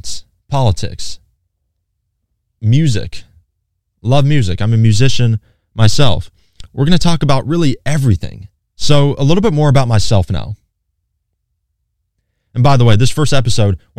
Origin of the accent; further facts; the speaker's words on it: Hickory, North Carolina, United States; I'm from Hickory, by the way, born and raised. I've lived in the same house my entire life